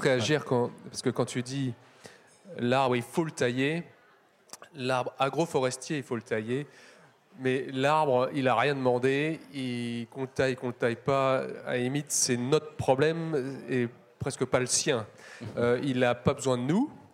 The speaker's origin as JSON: {"language": "French", "town": "Paris", "region": "Île-de-France", "country": "France", "said": "je suis parisien"}